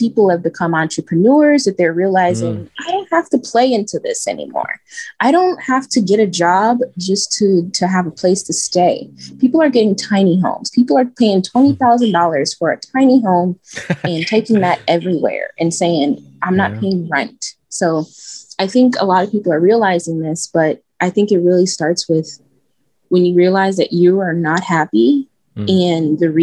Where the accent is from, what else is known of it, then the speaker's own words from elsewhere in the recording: Chicago, Illinois, United States; I'm from Chicago. I'm from the south side of Chicago, back of the Yards neighborhood